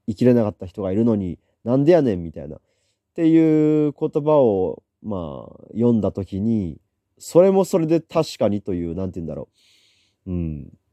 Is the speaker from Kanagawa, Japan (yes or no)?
no; Yamaguchi, Japan; moved away as an adult; now in Niigata, Japan; 当時地元山口県に住んでたんですけども